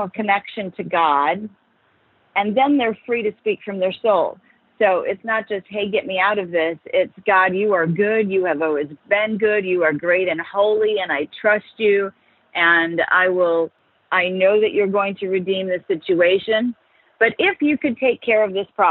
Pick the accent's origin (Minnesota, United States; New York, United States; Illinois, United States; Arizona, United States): Minnesota, United States; we had a very simple, quintessential kind of life growing up in Minnesota.